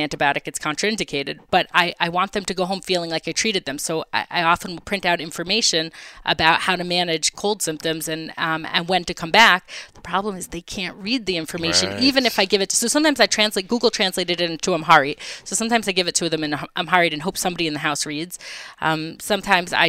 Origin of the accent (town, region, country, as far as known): Beacon, New York, United States; moved away